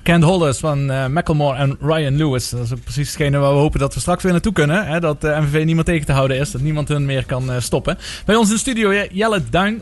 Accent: Maastricht, Limburg, Netherlands; zelf als Maastrichtenaar

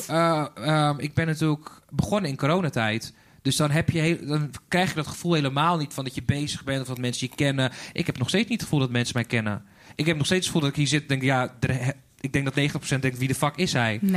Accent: Zaanstad, North Holland, Netherlands; also born or lived in Sweden; ik ben eigenlijk opgegroeid in uh, eh, Een eh, klein dorpje in de Zaanstad.

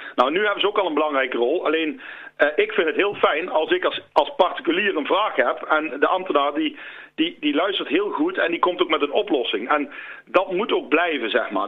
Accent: Land van Cuijk, North Brabant, Netherlands; wij zijn als Land van Kuik

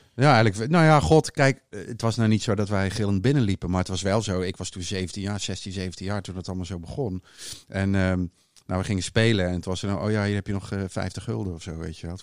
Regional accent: Hulst, Zeeland, Netherlands; moved away; also born or lived in Amsterdam; In Hulst, in Zeeuws-Vlaanderen, waar ik vandaan kom

